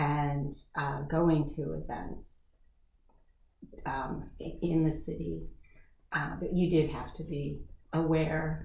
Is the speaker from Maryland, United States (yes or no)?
yes; Rockville, Maryland, United States; I basically lived in Rockville since 1970, had a couple of sojourns out. I'm a Rockville native, not born, but pretty much that's what I consider myself